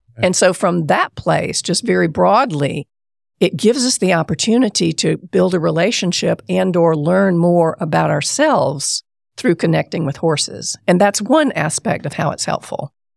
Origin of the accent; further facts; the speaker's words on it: Columbia, South Carolina, United States; I grew up in Columbia, South Carolina